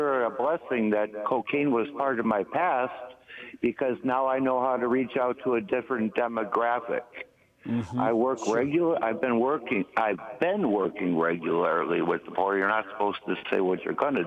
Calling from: Milwaukee, Wisconsin, United States; I'm calling from Milwaukee

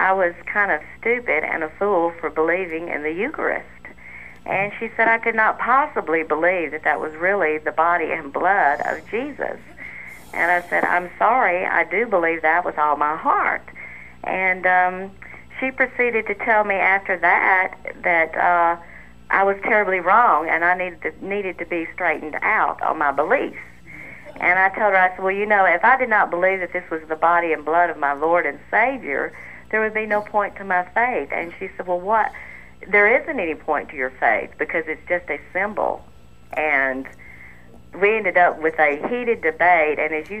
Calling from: Birmingham, Alabama, United States; I'm calling locally. I'm here from Birmingham

